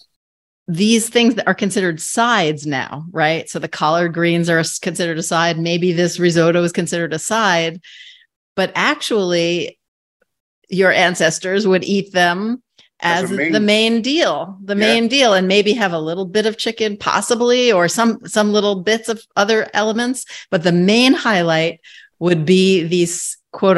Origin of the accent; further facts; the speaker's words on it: New York City, New York, United States; my times as a kid growing up in New York City